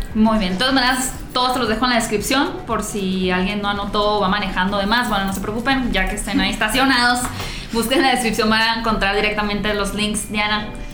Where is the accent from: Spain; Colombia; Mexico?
Mexico; Hermosillo, Sonora; en Hermosillo, que yo soy de Hermosillo